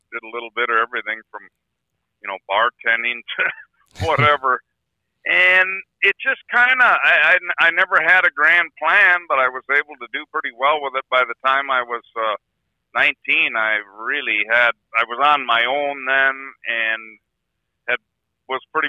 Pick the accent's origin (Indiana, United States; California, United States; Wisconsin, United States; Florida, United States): Wisconsin, United States; Hayward; also born or lived in Chicago, Illinois; I was born in Chicago, but 6 months old, my folks decided to buy a resort in Hayward, Wisconsin on the Spider Lake chain of lakes here. And they owned that and ran it for 11 years.